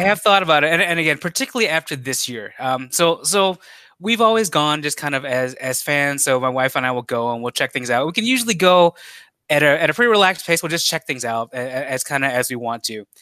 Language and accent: English; Chicago, Illinois, United States; as a Chicagoan